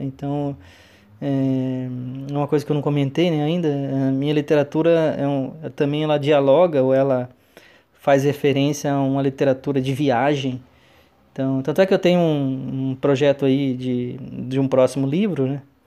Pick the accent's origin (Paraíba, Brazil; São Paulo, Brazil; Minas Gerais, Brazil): São Paulo, Brazil; Tarumã; moved away; Inclusive, nasci em Tarumã mesmo e tá lá na minha, no meu RG, né? Nascido em Tarumã, sou tarumaense